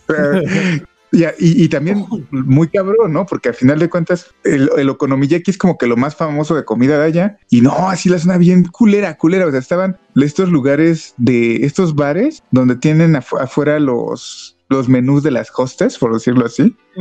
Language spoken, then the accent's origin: Spanish; Mexico City, Mexico; moved away; also born or lived in Toluca Valley; yo soy de la Ciudad de México y donde vivía era una zona